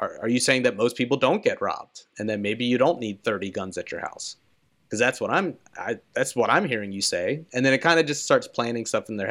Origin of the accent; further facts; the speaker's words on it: Philadelphia, Pennsylvania, United States; I'm from Philadelphia